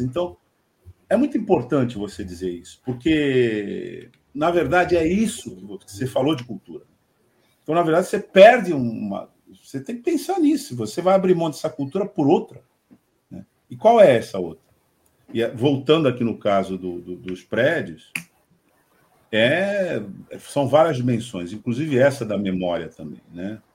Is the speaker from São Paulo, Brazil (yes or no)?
yes; Santos, São Paulo, Brazil; como santista